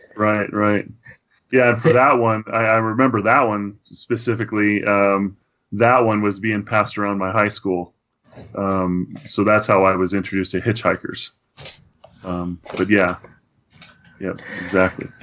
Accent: Idaho Falls, Idaho, United States; moved away as an adult; also born or lived in Tucson, Arizona; I grew up in Idaho Falls, Idaho, which has got to be that small town.

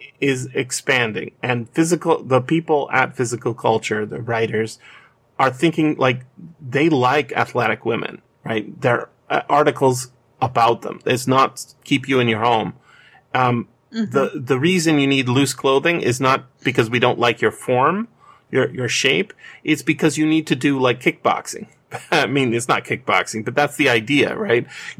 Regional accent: Canada; But if I'm speaking as a Canadian, right? I can't do anything about that by voting.

